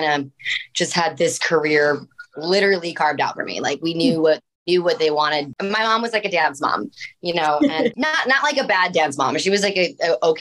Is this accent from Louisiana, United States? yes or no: no; Chicago, Illinois, United States; I'm from Chicago